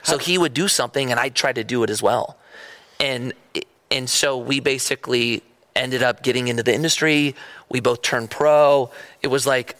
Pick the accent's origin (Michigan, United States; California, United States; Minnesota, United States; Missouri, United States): California, United States; Newbury Park; also born or lived in Agoura Hills, California; when my parents moved to Newbury Park. And I came from Agora